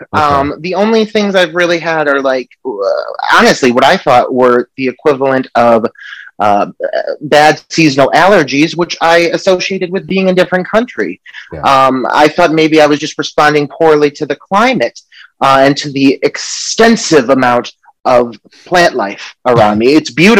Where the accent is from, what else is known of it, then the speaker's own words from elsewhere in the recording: United States; I need to take in order to be readmitted into my home country of the US